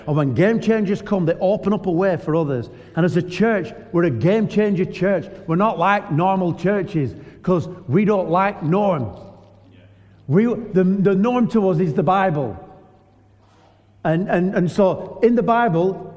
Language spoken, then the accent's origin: English; Lancashire, North West England, United Kingdom; moved away as an adult; now in York, United Kingdom; I'm just a normal bloke from Lancashire